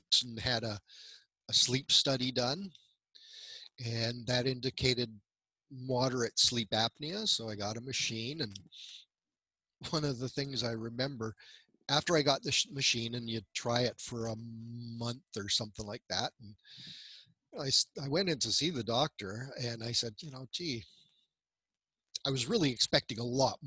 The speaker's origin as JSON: {"language": "English", "region": "central Alberta", "country": "Canada", "tie": "born or raised there", "said": "I was born in central Alberta into a big family."}